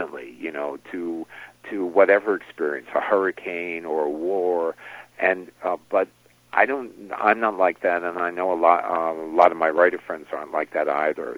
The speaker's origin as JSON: {"language": "English", "region": "New York", "country": "United States", "tie": "born or raised there", "said": "I grew up in New York"}